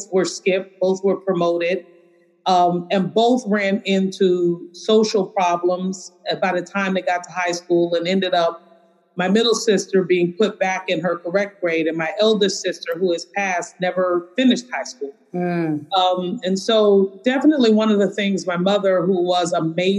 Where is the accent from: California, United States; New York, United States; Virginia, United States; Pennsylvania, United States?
New York, United States; Brooklyn; I'm a girl from Brooklyn before the Brooklyn that I think everyone knows now